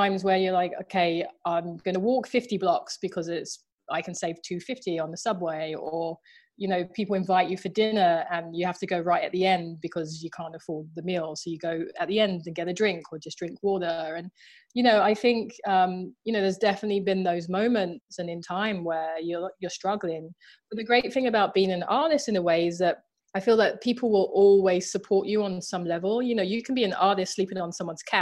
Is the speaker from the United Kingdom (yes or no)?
yes; London, United Kingdom; I'm from Southeast London, I'm from Thamesmead